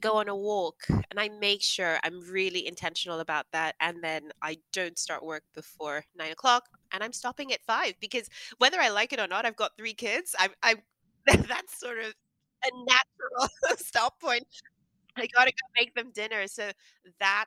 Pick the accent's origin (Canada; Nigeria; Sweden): Nigeria; the family I grew up in Nigeria